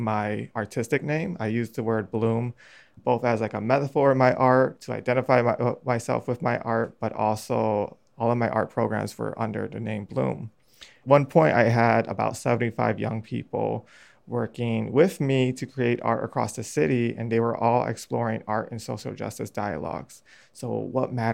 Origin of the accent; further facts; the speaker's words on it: Chicago, Illinois, United States; growing up on the North Northwest side and growing up, you know, in the 90s and early 2000s, I had a pretty good childhood